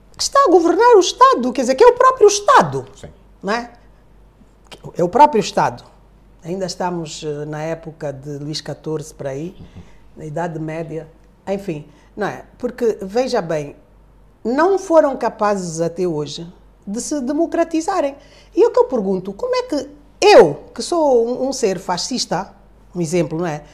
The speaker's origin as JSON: {"language": "Portuguese", "country": "Angola", "said": "somos angolanos"}